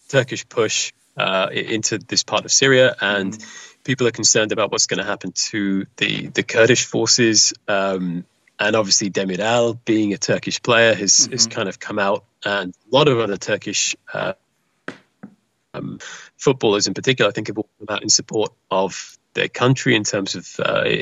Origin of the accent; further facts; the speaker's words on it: England, United Kingdom; because I'm English